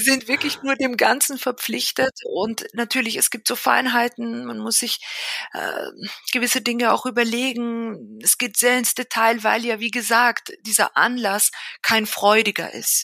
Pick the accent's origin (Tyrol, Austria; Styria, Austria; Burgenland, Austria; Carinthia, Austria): Carinthia, Austria; Villach; moved away as an adult; now in Vienna, Austria; Ich bin aber selber in Österreich groß geworden, genauer gesagt in Villach in Kärnten. Also ich bin eigentlich Kärntnerin